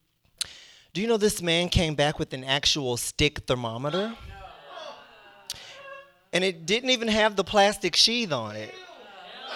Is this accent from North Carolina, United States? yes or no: yes; North Carolina, United States; now in Washington, D.C., United States; I'm originally from North Carolina